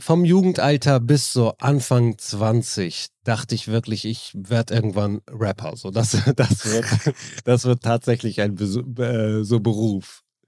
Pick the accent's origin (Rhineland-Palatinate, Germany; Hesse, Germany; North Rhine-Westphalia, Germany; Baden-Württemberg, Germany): North Rhine-Westphalia, Germany; Neuss; ich komme ja aus Neuss, Düsseldorf ist direkt nebenan